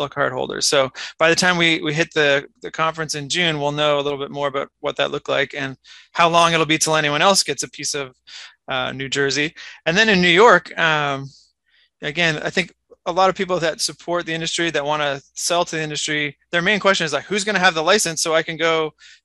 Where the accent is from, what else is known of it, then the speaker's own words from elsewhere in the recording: Canada; accent: Canadian; also born or lived in Denver, United States; now in Virginia, United States; they might notice a slight accent, and it's not a Virginia accent, it's a Canadian accent. So I'm originally from Canada